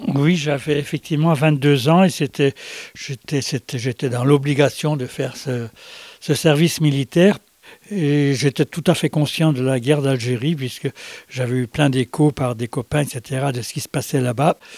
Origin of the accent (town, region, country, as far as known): Brittany, France; born or raised there